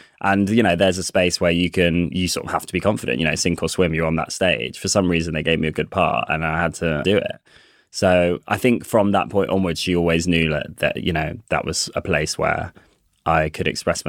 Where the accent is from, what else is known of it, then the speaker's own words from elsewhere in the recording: Coventry, West Midlands, United Kingdom; accent: Coventry accent; They also said, my accent, because I'm from Coventry, you won't hear it now because they drew it out at me, but they were like, Cov accent isn't that useful.